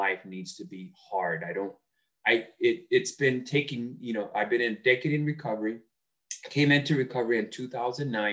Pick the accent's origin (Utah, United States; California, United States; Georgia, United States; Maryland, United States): California, United States; Los Angeles; I grew up in East Los Angeles.